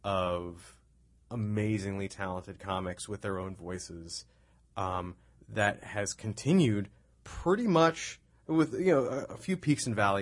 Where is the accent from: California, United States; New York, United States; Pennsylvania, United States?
New York, United States; I love New York. That was one of the. I'm a New Yorker at heart.